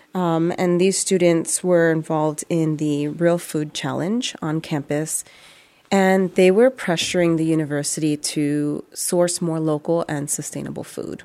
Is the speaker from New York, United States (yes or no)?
yes; New York City, New York, United States; growing up in the Bronx